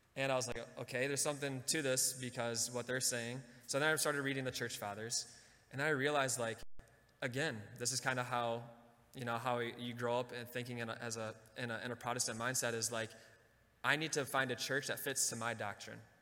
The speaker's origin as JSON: {"language": "English", "town": "Lansing", "region": "Michigan", "country": "United States", "tie": "born or raised there", "said": "I grew up in Lansing, Michigan"}